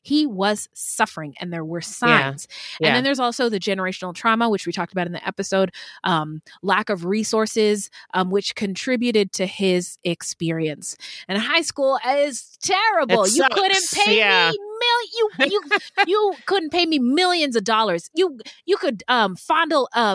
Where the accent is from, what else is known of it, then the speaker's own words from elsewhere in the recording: Pacific Northwest, United States; when I was a fat little black girl growing up in the Pacific Northwest